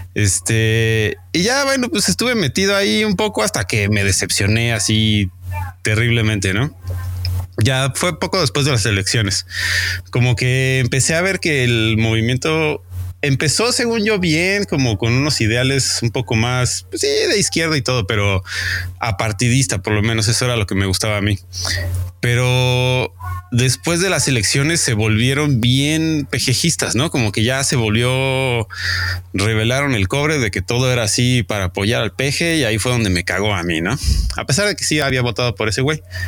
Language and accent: Spanish; Mexico City, Mexico; de la Ciudad de México.